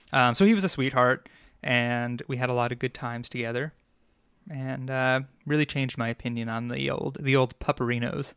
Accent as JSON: {"language": "English", "area": "Long Island", "region": "New York", "country": "United States", "tie": "born or raised there", "accent": "Long Islander", "said": "I grew up on Long Island, and, uh, I'm a New Yorker, through and through"}